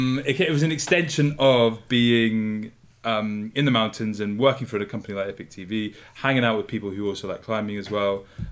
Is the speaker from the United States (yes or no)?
no; Scotland, United Kingdom; moved away as an adult; I grew up in Scotland. So we like skied since I was like the age of like 8 or 9 or something like that.